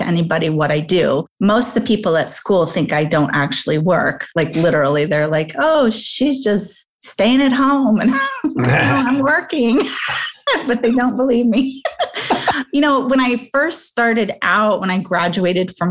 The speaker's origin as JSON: {"language": "English", "region": "Midwest", "country": "United States", "also_born_or_lived": "New York City", "moved": "as an adult", "said": "I was a girl from the Midwest, now in New York City, way too young"}